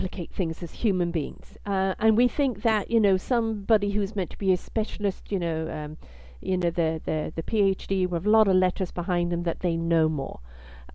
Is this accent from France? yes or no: no; Canada; as a Canadian